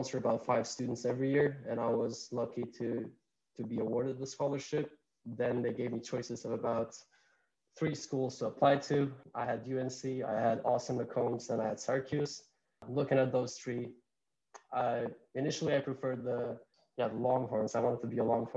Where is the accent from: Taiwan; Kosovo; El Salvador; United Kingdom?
Kosovo; English is a second language; moved away as an adult; also born or lived in North Carolina; So I grew up, born and raised in Kosovo